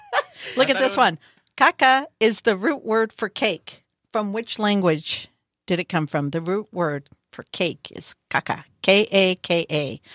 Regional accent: Bakersfield, California, United States; I'm from Bakersfield

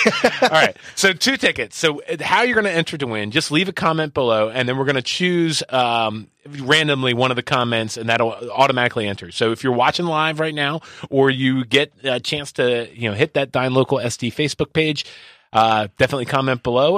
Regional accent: Philippines; accent: Filipino; It's my natural accent.

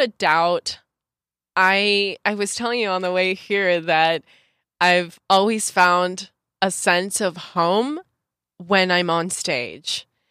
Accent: Santa Clarita, California, United States; moved away as an adult; also born or lived in Los Angeles / Mexico City / Puerto Vallarta / Tulum; I was born in Los Angeles, in the Women's Hospital of Los Angeles, um, and grew up in Santa Clarita Valley

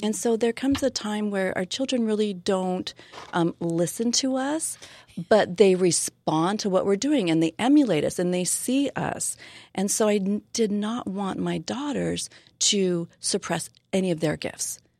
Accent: Southern California, United States; also born or lived in Hawaii; now in San Diego, United States; I was born and raised in Southern California

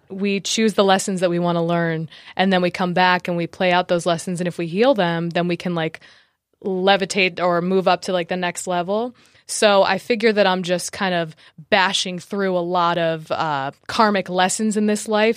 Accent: New Jersey, United States; I was born in New Jersey

